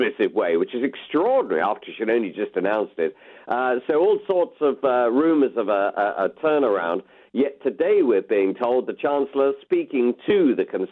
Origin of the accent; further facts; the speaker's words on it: United Kingdom; we are British